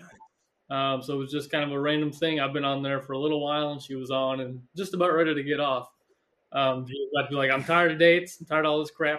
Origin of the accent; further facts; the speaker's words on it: Southern Illinois, United States; I was born and raised in Southern Illinois